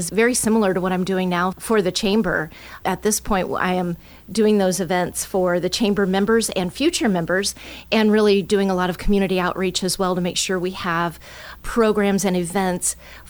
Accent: Allen County, Ohio, United States; I'm from Allen County and wanted to be back here in the community

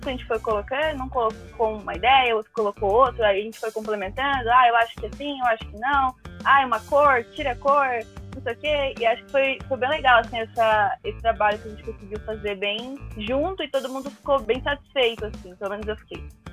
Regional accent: São Paulo, Brazil; Eu sou de São Paulo, entrei na KBC em 2018

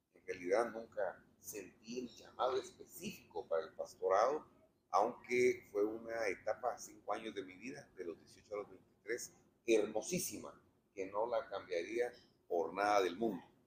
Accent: Guatemala; en mi país

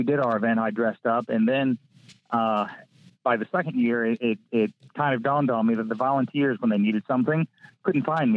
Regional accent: Maryland, United States; my hometown in Maryland.

